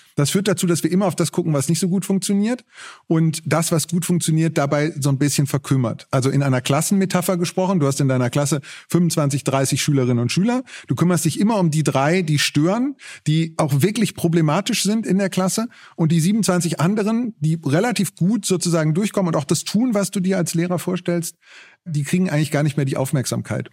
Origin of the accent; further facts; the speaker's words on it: Ruhr area, North Rhine-Westphalia, Germany; Ich komme aus dem Ruhrgebiet